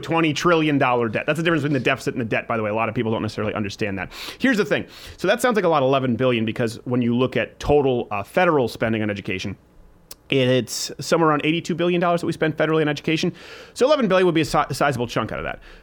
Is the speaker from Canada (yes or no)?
yes; Canada; When I was raised in Canada